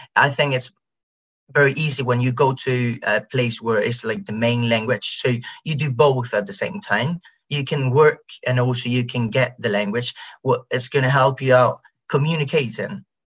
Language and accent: English; Spain; English is a second language; here in Spain